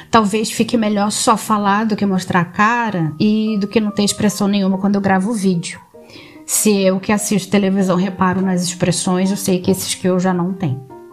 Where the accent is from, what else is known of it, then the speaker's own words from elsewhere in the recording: Nova Iguaçu, Rio de Janeiro, Brazil; now in Algarve, Portugal; Sou de Nova Iguaçu, no Rio de Janeiro. Quem está escutando, que assim espero, vai pensar que eu não tenho sotaque do Rio. É porque eu morei em seis cidades diferentes no Brasil, em diferentes regiões nos Estados Unidos, nos cruzeiros, nos navios, né?